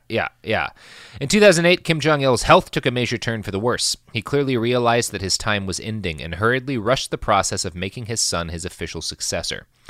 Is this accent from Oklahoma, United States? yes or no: yes; Oklahoma, United States; when I grew up in Oklahoma